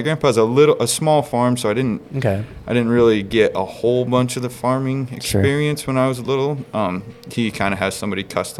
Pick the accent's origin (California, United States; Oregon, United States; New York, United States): Oregon, United States; Vale; born or raised there; also born or lived in Ogallala, Nebraska / New Plymouth, Idaho; now in Adrian, United States